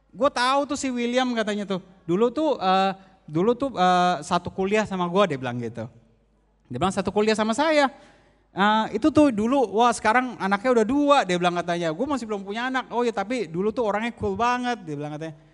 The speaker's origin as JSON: {"language": "Indonesian", "region": "Jakarta", "country": "Indonesia", "said": "Ada yang temenin saya, saya asal dari Jakarta."}